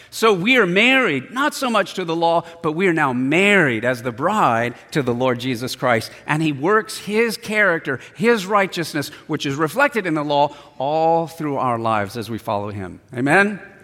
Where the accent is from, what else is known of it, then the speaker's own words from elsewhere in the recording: San Diego, California, United States; I was born in San Diego, raised in San Diego.